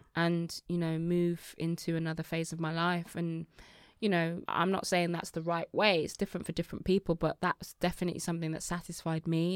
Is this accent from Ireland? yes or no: no; Birmingham, West Midlands, United Kingdom; also born or lived in Nigeria; a young girl from Birmingham